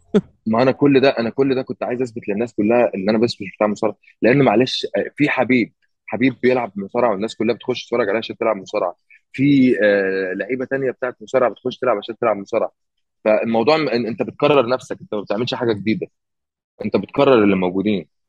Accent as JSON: {"language": "Arabic", "country": "Egypt", "moved": "as an adult", "lives_now": "United States", "said": "انا من مصر"}